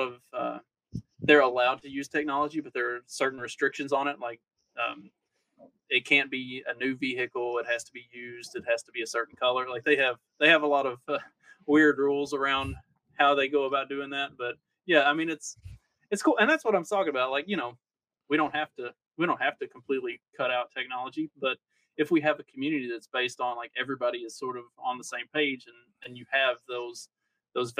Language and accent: English; Kentucky, United States; now in Indiana, United States; where I grew up in Kentucky